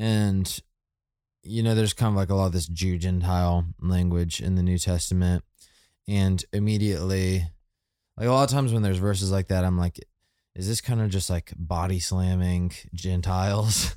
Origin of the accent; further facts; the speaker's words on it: United States; I am American